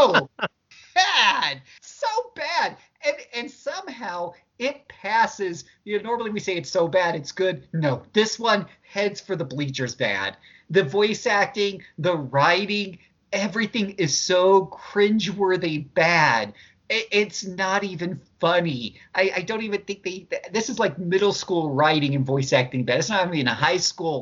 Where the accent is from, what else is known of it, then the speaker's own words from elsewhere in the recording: Utah, United States; I'm from Utah